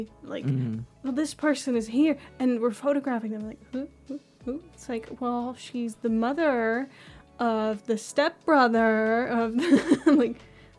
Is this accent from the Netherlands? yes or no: yes; Netherlands; for Netherlands, well, we also have a monarchy.